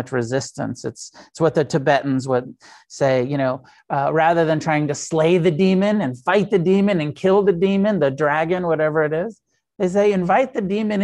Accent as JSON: {"language": "English", "country": "United States", "said": "I'm an American Buddhist. And as an American, I'm heavily influenced by the Theravada"}